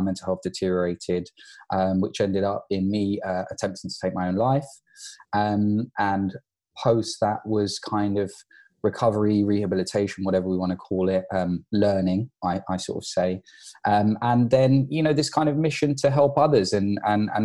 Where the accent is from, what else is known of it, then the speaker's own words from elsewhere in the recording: London, United Kingdom; I grew up, I was born in London to parents of Irish and Pakistani descent